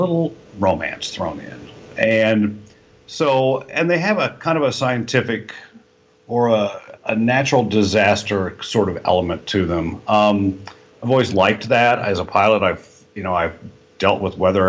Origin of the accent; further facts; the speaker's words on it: Kansas, United States; moved away as an adult; also born or lived in Jeddah, Saudi Arabia; I was raised in Kansas